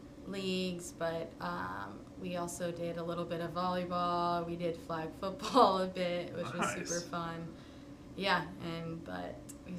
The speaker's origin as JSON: {"language": "English", "town": "Charlotte", "region": "North Carolina", "country": "United States", "tie": "born or raised there", "lives_now": "Tucson, United States", "said": "I lived there like my whole life before coming to Tucson"}